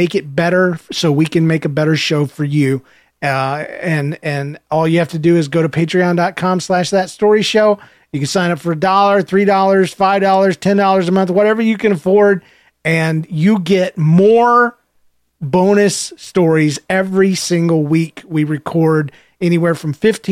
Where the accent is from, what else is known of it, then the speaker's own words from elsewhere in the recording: the South, United States; I was raised in the South